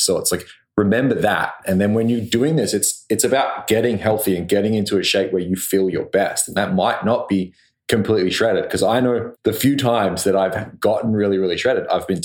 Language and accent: English; Australia; now in Vancouver, Canada; I'm the Australian guy that lives in the area